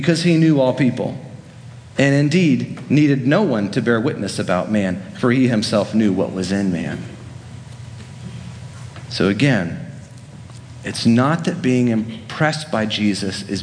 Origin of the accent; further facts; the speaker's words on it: Central Florida, United States; I grew up in Central Florida, just down the road from Disney World